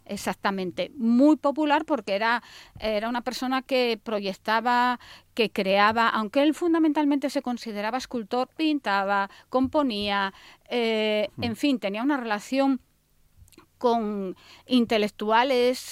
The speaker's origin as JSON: {"language": "Spanish", "region": "Asturias", "country": "Spain"}